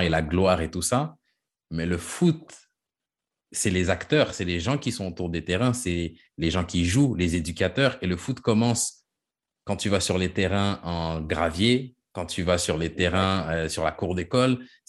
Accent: Quebec, Canada; moved away as an adult; now in France; je suis québécois, même si je suis parti

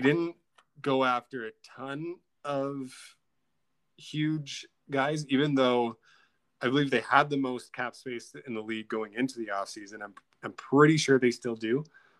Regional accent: Canada; as a Canadian

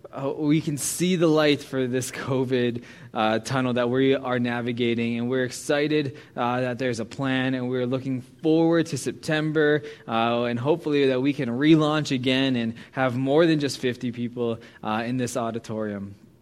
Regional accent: Pittsburgh, Pennsylvania, United States; moved away as an adult; now in Canada; I am American. And you know, my language and my accent sometimes can show that where I'm from, the East Coast and Pittsburgh.

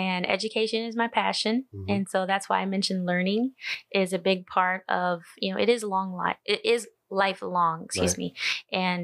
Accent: United States; moved away as an adult; also born or lived in Phoenix, Arizona; Growing up on the Navajo Reservation, it was a completely different environment

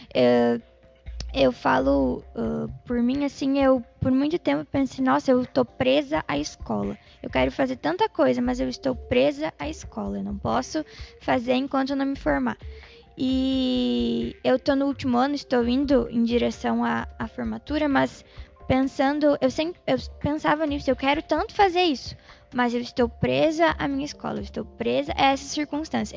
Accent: Brazil; a nossa cultura como brasileiros

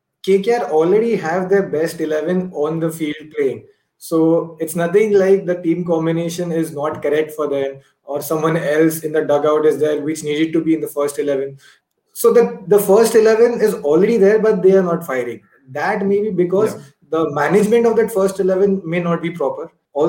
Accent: Pune, Maharashtra, India; I'm from Pune.

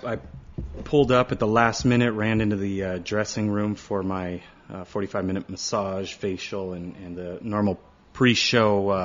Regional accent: Los Angeles, California, United States; I was born in East L.A.

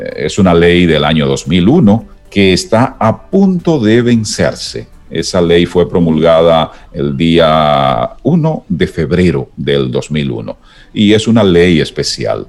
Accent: San Ignacio de Sabaneta, Santiago Rodríguez, Dominican Republic; also born or lived in Dajabón, Dominican Republic; nací en Santiago Rodríguez, noroeste de la República Dominicana, y mi bachillerato fue en Dajabón, también noroeste, pero mucho más pegado de la frontera

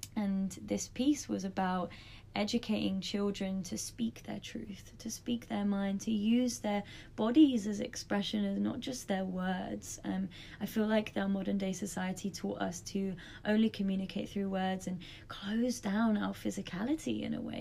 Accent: London, United Kingdom; moved away as an adult; now in Australia; I grew up in London

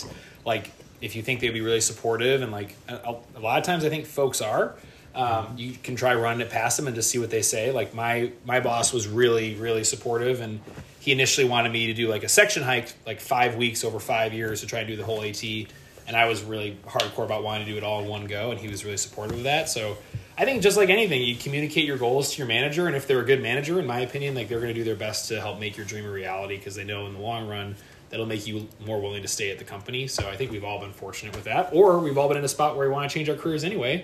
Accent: Midwest, United States; I'm from the Midwest

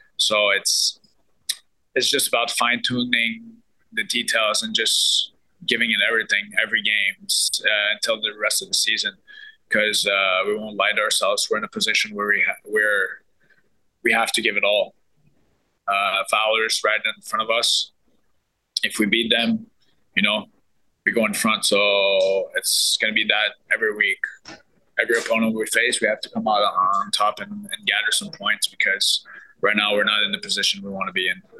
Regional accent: Montreal, Quebec, Canada; born or raised there; now in Ottawa, Canada

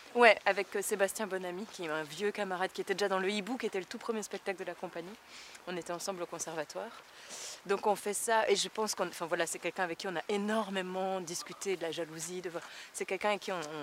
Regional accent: Tournai, Wallonia, Belgium; ma ville natale.

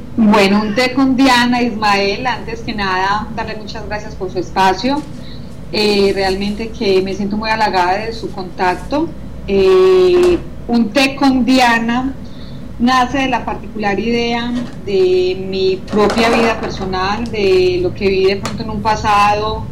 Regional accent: Colombia; moved away as an adult; now in France; dejé mis hijas en Colombia, mi mamá, los seres que más amo, me desprendí de mis raíces totalmente

